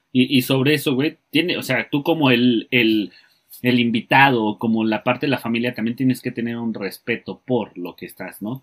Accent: Mexico; nosotros como mexicanos

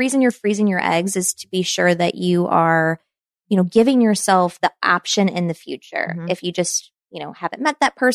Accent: Kentucky, United States; moved away as an adult; now in Chicago, United States; my hometown where I grew up

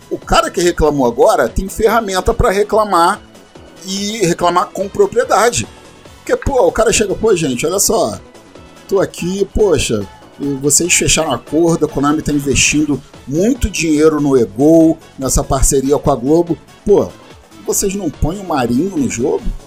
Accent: Brazil; Sou brasileiro

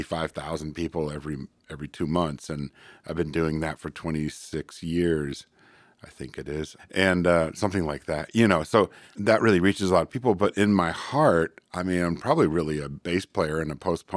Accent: California, United States; moved away as an adult; also born or lived in Chico; now in Portland, United States; Northern California, actually.

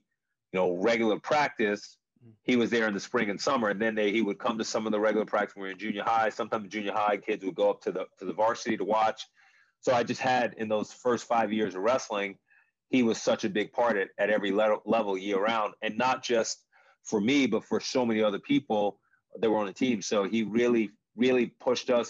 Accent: Long Island, New York, United States; growing up in New York, growing up in Long Island

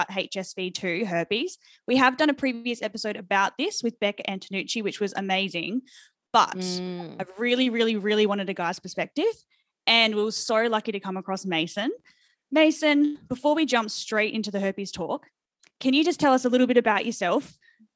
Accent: Perth, Western Australia, Australia; I'm from Perth too

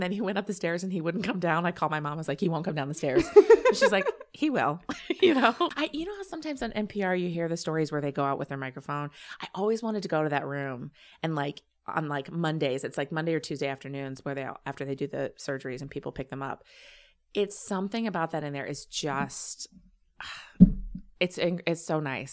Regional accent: Champaign, Illinois, United States; I grew up in Champaign, Illinois uh, home of the University of Illinois

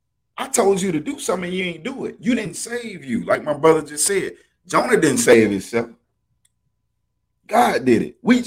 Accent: Alabama, United States; now in Texas, United States; I'm from Alabama.

